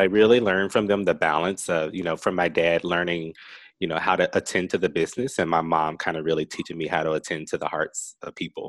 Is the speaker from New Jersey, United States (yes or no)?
no; Rock Hill, South Carolina, United States